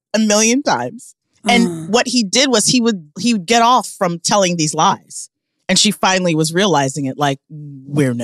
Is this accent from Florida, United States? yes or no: no; Omaha, Nebraska, United States; now in New York City, United States; I'm from Omaha